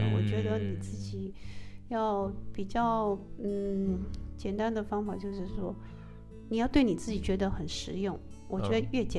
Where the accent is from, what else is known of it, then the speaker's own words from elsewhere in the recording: Taiwan; 一般呃，我们台湾人比较信奉的就是呃佛陀嘛，OK，你可以念阿弥陀佛。